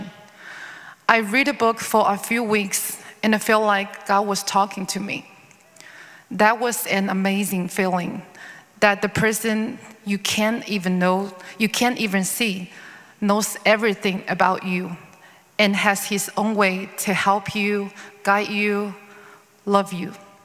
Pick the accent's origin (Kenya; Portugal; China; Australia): China; moved away as an adult; also born or lived in Bridgeport, Connecticut; now in Los Angeles, United States; I was born in China, a Buddhist country. However, I was raised in an atheist family